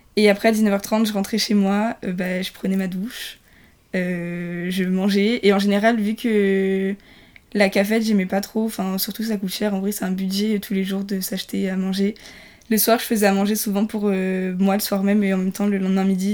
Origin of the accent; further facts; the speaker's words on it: Nice, Provence-Alpes-Côte d'Azur, France; moved away as an adult; je viens de loin, je viens de Nice, donc j'ai déménagé